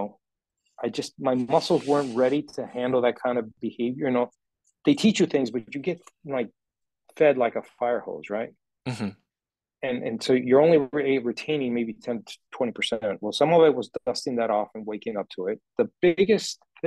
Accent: Minneapolis, Minnesota, United States; I'm American, Minneapolis

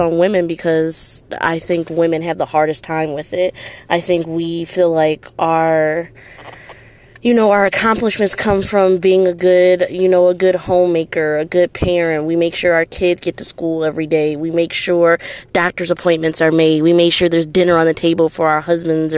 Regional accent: Detroit, Michigan, United States; I'm from Detroit, Michigan

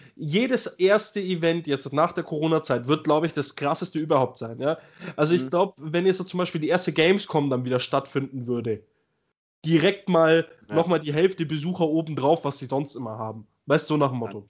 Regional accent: Germany; bei uns in Deutschland

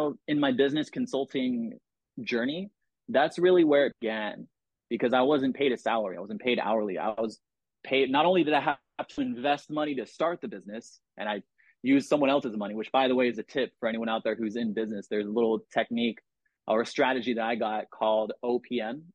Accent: San Diego, California, United States; I'm from San Diego, you know, Southern California

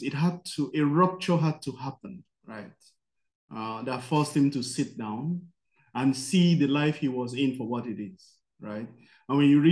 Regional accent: Nigeria; I'm from Nigeria

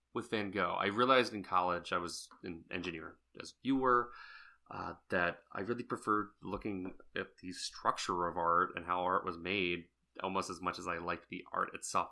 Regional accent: Southeast Texas, United States; I grew up in Southeast Texas

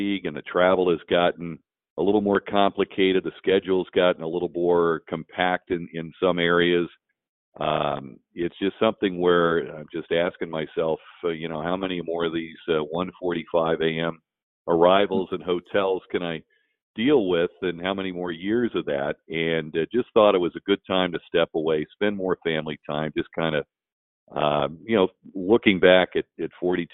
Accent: Dayton, Ohio, United States; I was growing up in Dayton, Ohio

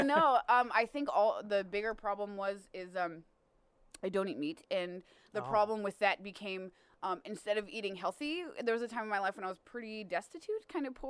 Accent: Texas, United States; I grew up in Texas killing things, you know?

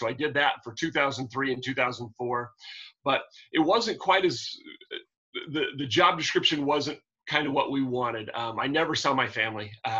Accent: Panaca, Nevada, United States; moved away; also born or lived in Utah; Born and raised in Panaca, Nevada, a really small town, about 150 miles north of Las Vegas, 39 people in my graduating class.

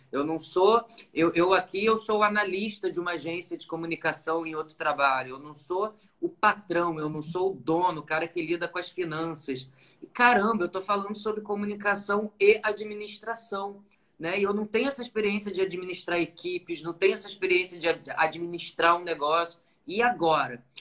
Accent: Nova Friburgo, Rio de Janeiro, Brazil; now in Rio de Janeiro, Brazil; eu sou de uma cidade do interior daqui do Rio, né? Nasci em Nova Friburgo

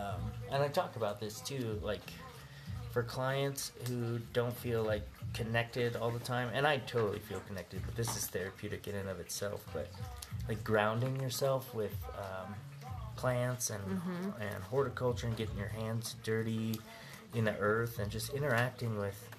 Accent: New Mexico, United States; And we grew up in New Mexico for a while, and we just developed this tolerance to it.

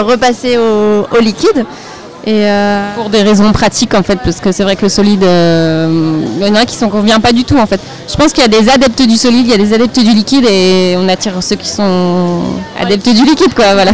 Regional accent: Vendée, Pays de la Loire, France; now in Nantes, France; on est originaire de Vendée toutes les deux maintenant on vit sur Nantes, mais on est originaire de Vendée.

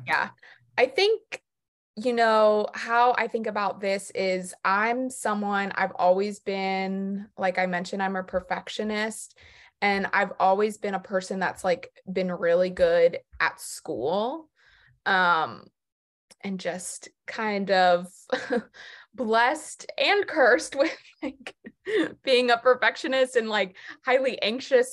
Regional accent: Jupiter, Florida, United States; moved away as an adult; also born or lived in New York City; now in North Carolina, United States; I'm originally from Jupiter, Florida, in South Florida

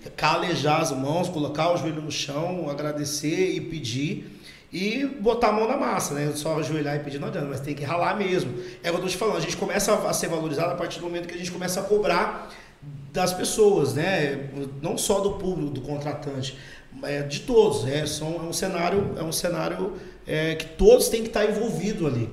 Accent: Campo Grande, Mato Grosso do Sul, Brazil; é minha terra, é onde eu, onde eu cresci

